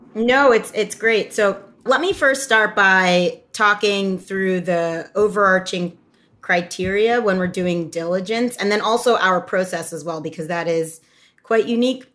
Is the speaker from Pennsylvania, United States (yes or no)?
yes; Doylestown, Pennsylvania, United States; moved away as an adult; also born or lived in New York / Oxford, United Kingdom; I grew up in the Philadelphia area in a small town called Doylestown, and I was the child of immigrants from Ghana.